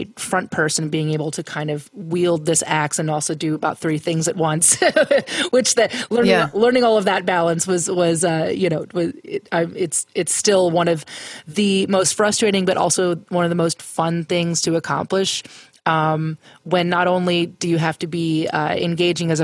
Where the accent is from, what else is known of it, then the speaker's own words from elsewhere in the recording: Pennsylvania, United States; growing up in Pennsylvania